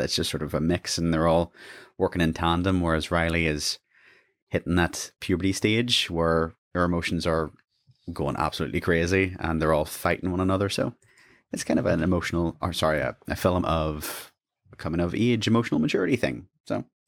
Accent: Lurgan, Northern Ireland, United Kingdom; I'm originally from Lurgan, another small town

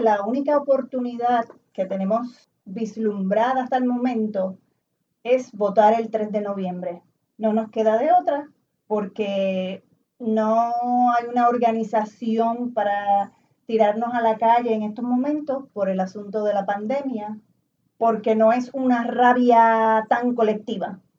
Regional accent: Puerto Rico; moved away as an adult; also born or lived in New York, United States; yo me fui de Puerto Rico en 2002 viví en Estados Unidos, regresé cuatro años después

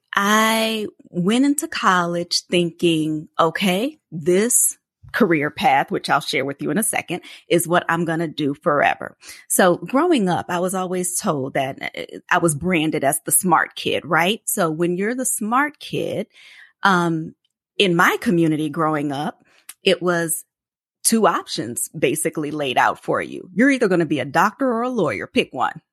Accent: New Orleans, Louisiana, United States; It's about five hours away from where I grew up in New Orleans

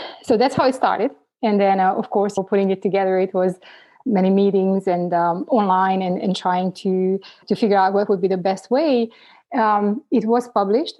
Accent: Transylvania, Romania; moved away as an adult; now in United States; Originally, I'm from Romania. I grew up, growing up, it was communism

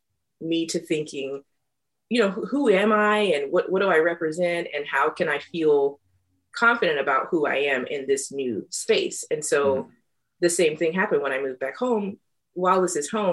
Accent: Raleigh, North Carolina, United States; moved away as an adult; also born or lived in Washington State; I'm born and raised in Raleigh, North Carolina.

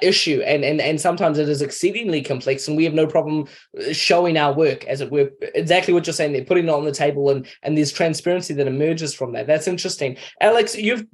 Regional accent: Mozambique; moved away; also born or lived in Kenya / United States; I grew up in Mozambique, was educated in Kenya around a lot of Americans.

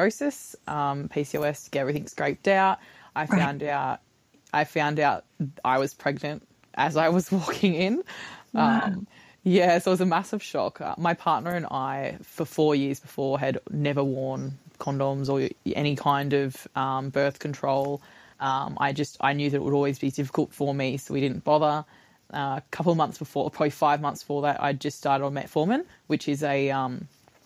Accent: Gold Coast, Queensland, Australia; I'm from the Gold Coast in Australia

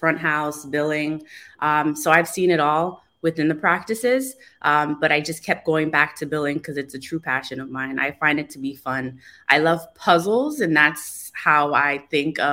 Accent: Hollywood, Florida, United States; also born or lived in Cooper City, Florida; I grew up in Hollywood, Florida

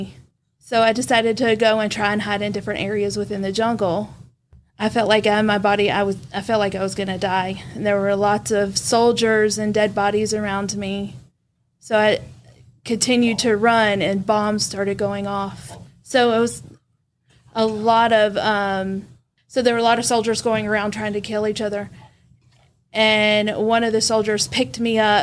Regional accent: Vietnam; moved away; I grew up in Vietnam

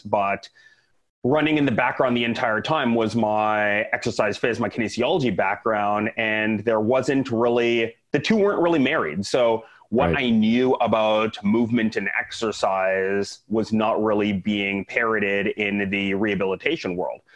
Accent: Saskatoon, Saskatchewan, Canada; moved away as an adult; also born or lived in Vancouver, Canada / Dallas, Texas, United States; now in Tampa, United States; I am originally Canadian. So I grew up in Saskatoon

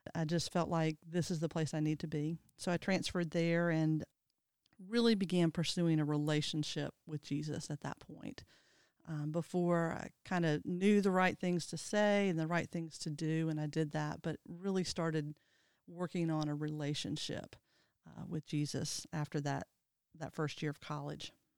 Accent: Ohio, United States; I grew up in Ohio with my mom and my dad

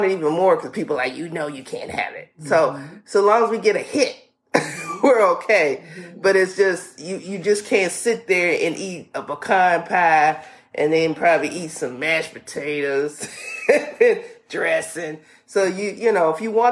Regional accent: the South, United States; we're from the South, so we call it pone

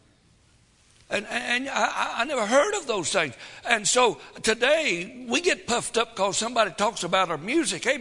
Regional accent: the Deep South, United States; I was raised in the deepest part of the South

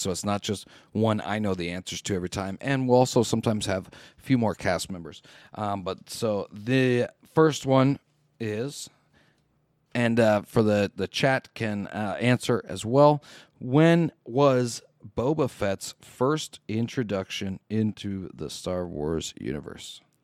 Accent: Canada; I'm a Canadian

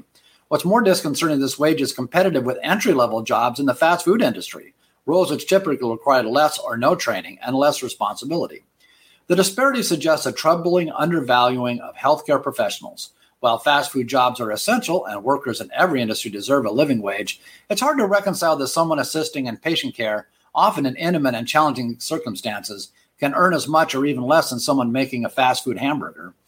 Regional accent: Florida, United States; my home state of Florida

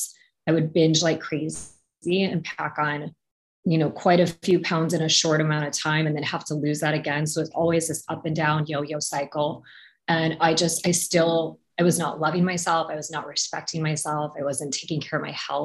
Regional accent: Wisconsin, United States; moved away as an adult; also born or lived in New York; I grew up in Wisconsin, but I was in New York for college

